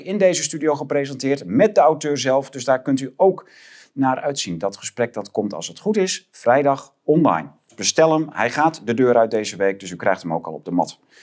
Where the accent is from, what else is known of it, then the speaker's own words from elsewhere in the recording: Groningen, Netherlands; ik ken het begrip als Groninger